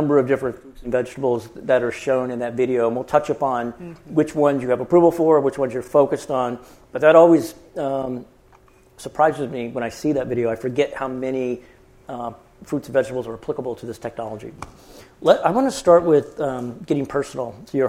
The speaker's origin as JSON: {"language": "English", "country": "Canada", "tie": "born there", "said": "I was born in Canada, I can make Canadian jokes."}